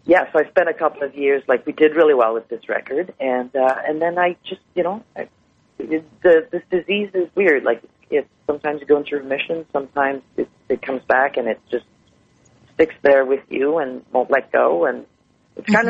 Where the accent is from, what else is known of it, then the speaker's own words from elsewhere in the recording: Montreal, Quebec, Canada; Montreal is my hometown